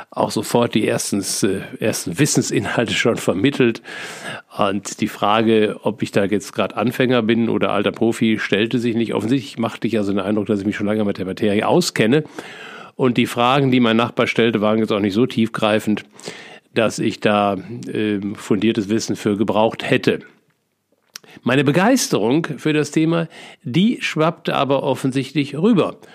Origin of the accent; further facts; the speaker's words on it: North Rhine-Westphalia, Germany; als äh, ehemaliges Kind des Ruhrgebiets liebe ich Theken. Ich bin sozusagen in der Theke groß geworden